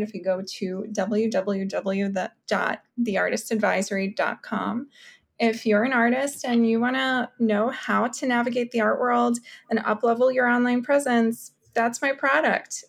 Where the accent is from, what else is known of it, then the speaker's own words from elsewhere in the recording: New York City, New York, United States; also born or lived in Kyiv, Ukraine; I moved to Brooklyn, New York, to South Brooklyn from Kiev, Ukraine when I was 6 years old